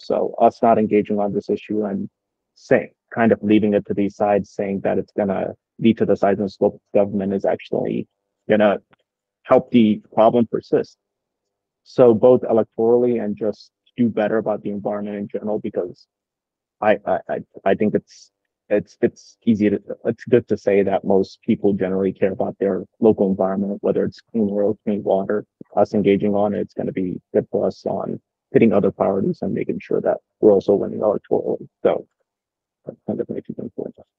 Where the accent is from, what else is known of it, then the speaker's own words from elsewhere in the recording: Dallas, Texas, United States; now in Austin, United States; I work out of Austin, Texas. Um, even though I grew up in Dallas, Texas.